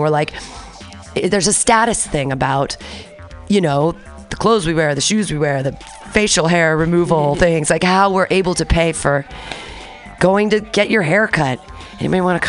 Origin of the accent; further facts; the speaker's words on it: Danville, California, United States; I grew up in Danville amongst all the rich white people